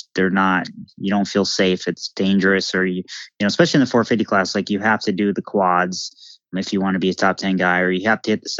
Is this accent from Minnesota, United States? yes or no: yes; Millville, Minnesota, United States; Millville, my hometown